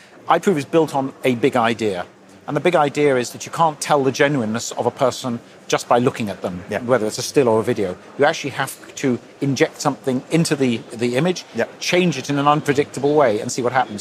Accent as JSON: {"language": "English", "region": "London", "country": "United Kingdom", "tie": "born or raised there", "said": "I was born and brought up in London"}